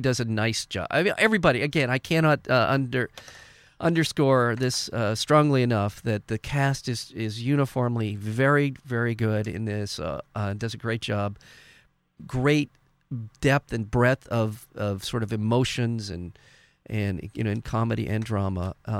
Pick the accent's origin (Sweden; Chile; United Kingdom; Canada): Canada; now in United States; being Canadian, it does seem, from where I'm sitting, that the Canadian society culture is much more likely to support the arts